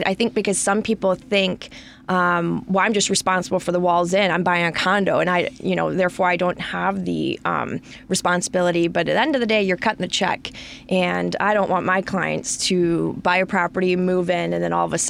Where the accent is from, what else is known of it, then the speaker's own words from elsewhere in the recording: Farmington Hills, Michigan, United States; That is a Michigan number. I'm from Farmington Hills, went to high school there, and I've kept it.